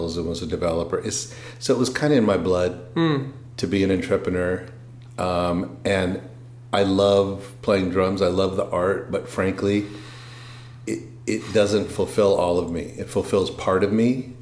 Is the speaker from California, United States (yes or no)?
yes; Los Angeles, California, United States; also born or lived in San Diego; I went to high school in L.A.